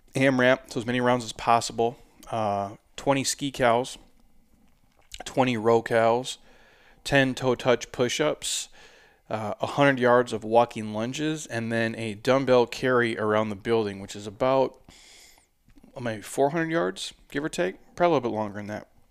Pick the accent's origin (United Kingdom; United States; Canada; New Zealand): United States; Minnesota; also born or lived in Southwest US; now in Southwest, United States; I'm from Minnesota.